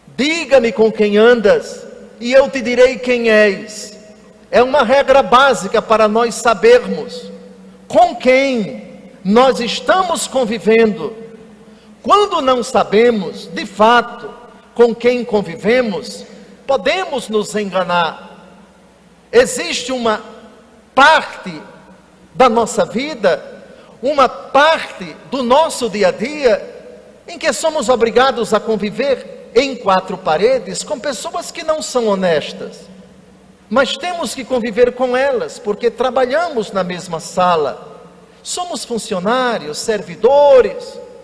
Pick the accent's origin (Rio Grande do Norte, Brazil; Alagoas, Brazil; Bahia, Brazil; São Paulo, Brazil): Alagoas, Brazil; Na minha terra, Alagoas